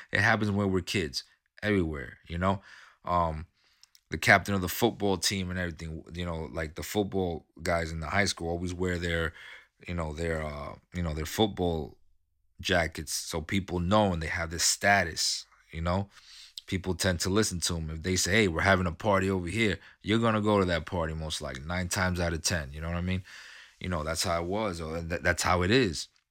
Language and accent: English; New York City, New York, United States; I grew up in New York City, okay? I, I grew up in Queens